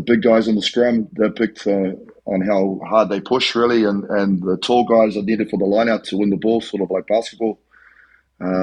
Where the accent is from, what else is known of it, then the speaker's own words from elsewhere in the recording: New Zealand; I'm from New Zealand